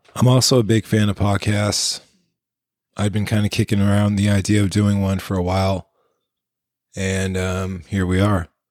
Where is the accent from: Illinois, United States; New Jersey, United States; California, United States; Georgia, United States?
California, United States; East Bay Area; also born or lived in San Francisco, California; I was born in San Francisco, California, March 1982, and grew up in the East Bay Area, California